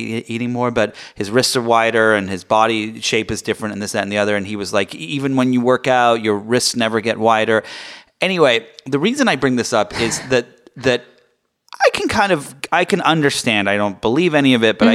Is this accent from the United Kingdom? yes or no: yes; England, United Kingdom; now in United States; I grew up in England